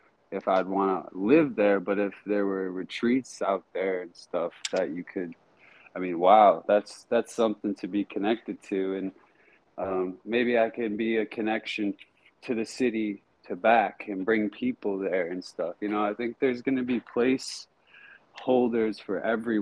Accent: Michigan, United States; I'm from Michigan

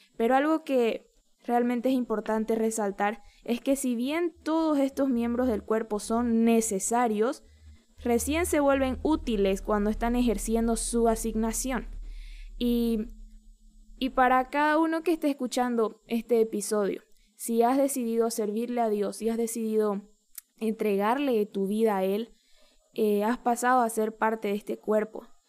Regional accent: Bolivia; un pastor demasiado significativo en mi país ha partido con el Señor

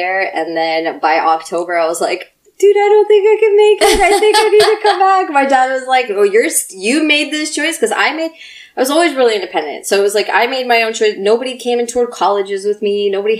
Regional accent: United States; also born or lived in Russia; So my family immigrated at the end of the 80s. I was one when we came. So I grew up in the States.

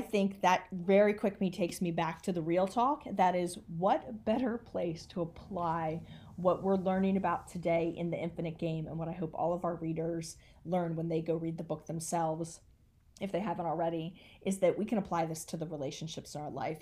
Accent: United States; as an American

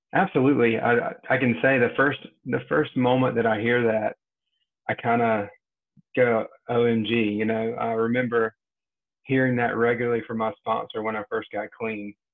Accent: Rocky Mount, Eastern North Carolina near Wilson, United States; now in Cary, United States; I'm from Eastern North Carolina near Wilson, Rocky Mount area

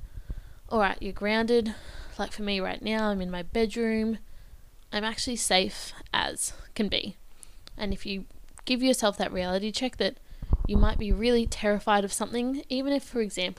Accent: Bendigo, Victoria, Australia; if I stayed in my hometown

